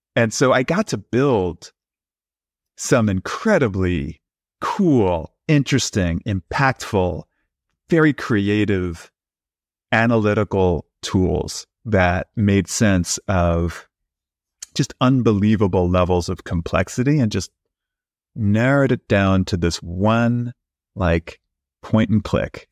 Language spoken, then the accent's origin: English; New York City, New York, United States; also born or lived in Brooklyn; I grew up in New York City in Queens